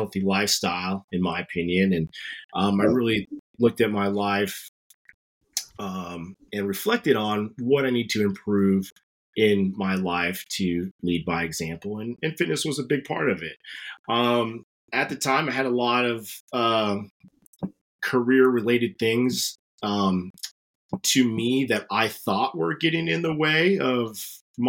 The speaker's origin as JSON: {"language": "English", "town": "Wahoo", "region": "Nebraska", "country": "United States", "said": "I'm from the sticks. I'm from Wahoo."}